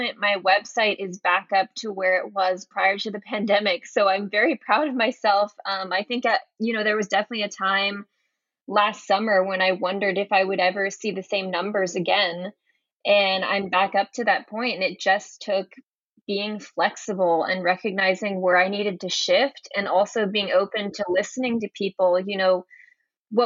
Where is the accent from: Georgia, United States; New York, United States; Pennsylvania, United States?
Georgia, United States; Atlanta; moved away as an adult; also born or lived in Santiago, Chile; now I'm back living in my hometown of Atlanta